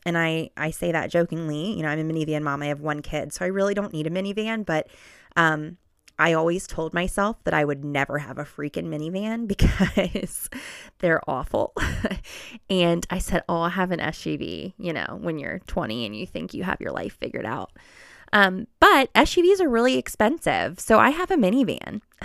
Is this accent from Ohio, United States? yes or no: yes; Cincinnati, Ohio, United States; also born or lived in Oxford, Mississippi; I was born and raised in Cincinnati, Ohio